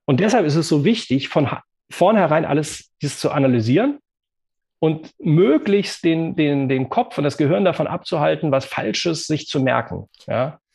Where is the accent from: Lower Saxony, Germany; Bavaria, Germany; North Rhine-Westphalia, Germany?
North Rhine-Westphalia, Germany; Bonn; bin ich ja auch äh, gebürtiger Bonner